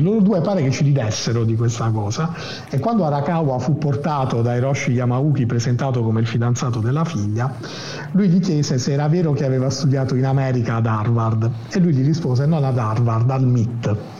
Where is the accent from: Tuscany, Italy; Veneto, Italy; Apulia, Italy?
Apulia, Italy; accent: Apulian dialect; Pugliese in trasferta, no, Pugliese in trasferta questa settimana